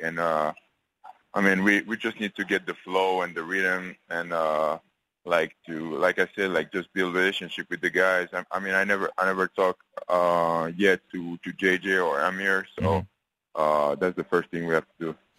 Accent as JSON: {"language": "English", "country": "France", "tie": "born or raised there", "moved": "yes", "lives_now": "United States", "said": "I'm going back to France on Monday. Uh, staying staying in my hometown for a couple of days"}